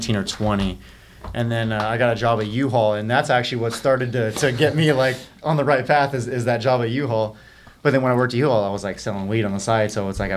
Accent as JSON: {"language": "English", "town": "Simi Valley", "region": "California", "country": "United States", "tie": "born or raised there", "also_born_or_lived": "Los Angeles, California", "said": "growing up in Simi, I got in a lot of fights"}